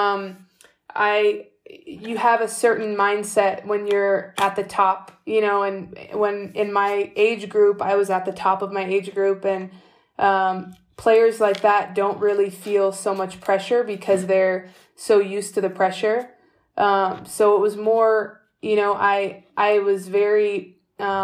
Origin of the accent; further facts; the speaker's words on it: California, United States; moved away as an adult; also born or lived in Greece; I'm from California, and they were saying I was becoming one of the best seventh graders in the state of California